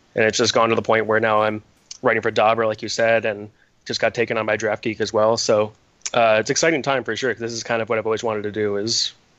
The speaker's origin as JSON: {"language": "English", "region": "New Jersey", "country": "United States", "tie": "born or raised there", "said": "I grew up in North Jersey."}